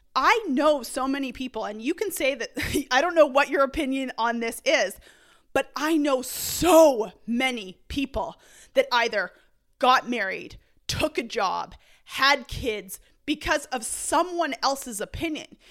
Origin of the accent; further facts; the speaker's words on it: Canada; growing up in Canada, I'm used to, like, literally nine months of snow